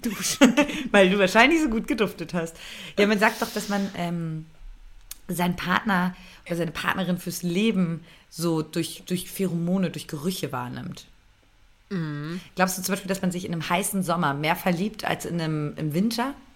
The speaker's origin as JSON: {"language": "German", "region": "Berlin", "country": "Germany", "tie": "born or raised there", "said": "ich bin ja ähm, ge geboren in Berlin."}